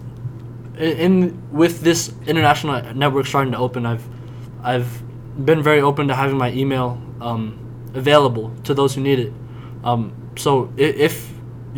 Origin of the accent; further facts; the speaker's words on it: United States; a large part of being American, whether we address it or not, is that there's trauma. Like, in the back of our heads, we know there's trauma in this country